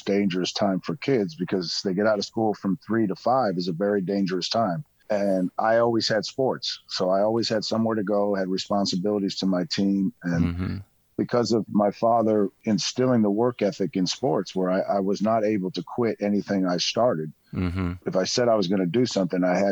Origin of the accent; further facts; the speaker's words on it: Connecticut, United States; also born or lived in Boston, Massachusetts; I was born in Boston, and then we moved to Connecticut when I was two. So I pretty much grew up in Connecticut my whole life.